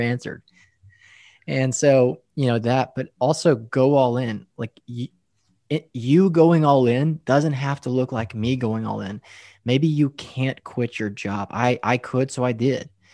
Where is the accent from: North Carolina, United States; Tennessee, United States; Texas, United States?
Texas, United States; West; moved away as an adult; also born or lived in Denver, Colorado / Lubbock; now in Dallas, United States; I grew up in West Texas, farmers, cotton fields, oil field workers